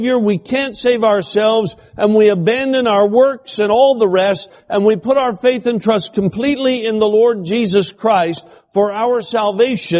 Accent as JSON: {"language": "English", "region": "Alaska", "country": "United States", "tie": "born or raised there", "said": "I'm from Alaska. I spent all my life in Alaska"}